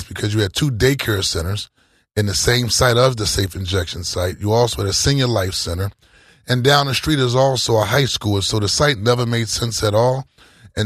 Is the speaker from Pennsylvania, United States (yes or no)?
yes; Philadelphia, Pennsylvania, United States; I'm born and raised in South Philly all my life